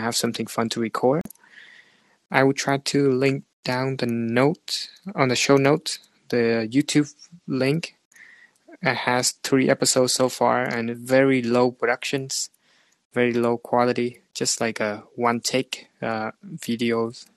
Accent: Vietnam; moved away as an adult; now in Canada; back to Vietnam as well. My hometown

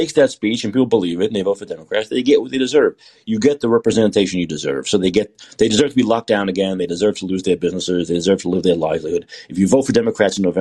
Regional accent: New York City, New York, United States; I grew up in Brooklyn

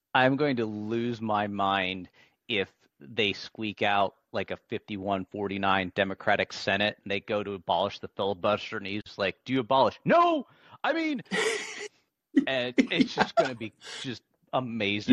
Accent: Pennsylvania, United States; growing up in Pennsylvania

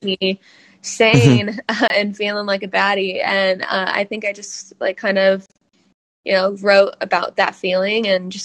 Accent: Phoenix, Arizona, United States; I'm an artist from Phoenix, Arizona

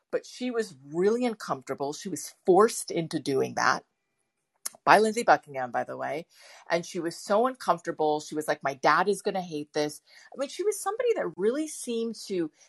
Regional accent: East Coast, United States; also born or lived in San Francisco; I was born in San Francisco but raised completely on the East Coast, so I have this kind of weird um, imagination when it comes to California

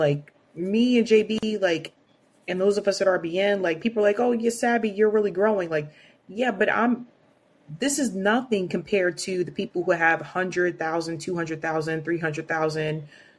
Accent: Baltimore, Maryland, United States; moved away; and I was born in Baltimore.

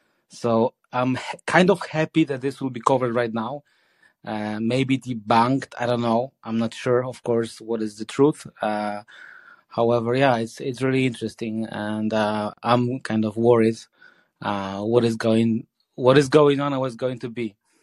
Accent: Poland; now in The Hague, Netherlands; I live in The Hague. Although I'm from Poland.

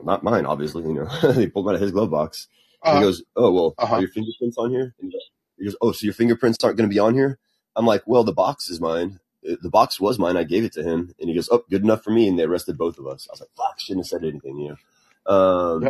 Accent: Helotes, Texas, United States; When I was growing up in Helotes

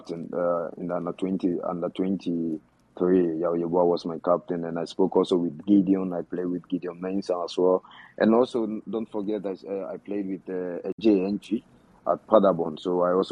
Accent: Ghana; I belongs to Ghana and I'm coming from Ghana

